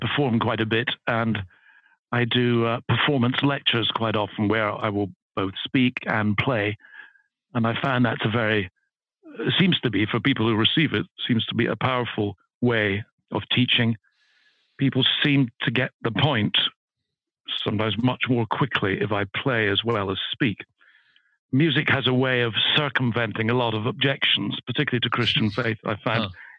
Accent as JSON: {"language": "English", "town": "Edinburgh", "region": "Scotland", "country": "United Kingdom", "tie": "born or raised there", "said": "I grew up in Edinburgh. I was brought up in Scotland. I went to school in Edinburgh, high school in Edinburgh, then university in Edinburgh. So although I've lost the accent, I'm very much a Scot by background."}